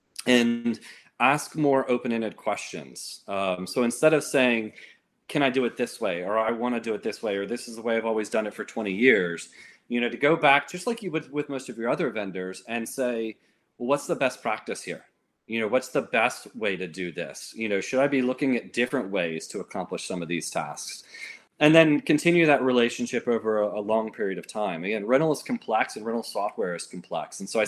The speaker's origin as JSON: {"language": "English", "region": "Georgia", "country": "United States", "tie": "born or raised there", "also_born_or_lived": "Florida", "said": "I would say I'm mostly from Georgia. People don't always agree with me because I don't sound like I'm from Georgia. I was born in Florida, first 9 years in Florida, and so that's where I developed a lot of my accent from."}